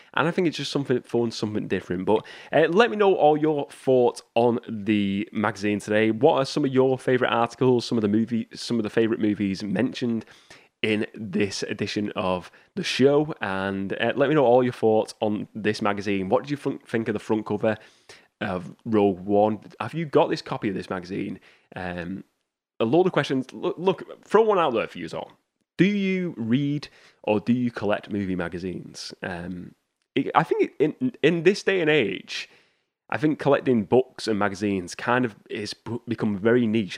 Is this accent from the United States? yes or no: no; United Kingdom; my hometown got rid of, um, W H Smith's. So they don't have an, here in the U K